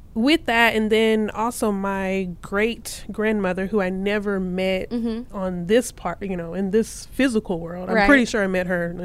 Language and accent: English; Clarksville, Texas, United States; I am from Texas, born okay. and raised from Northeast Texas, a small town called Clarksville.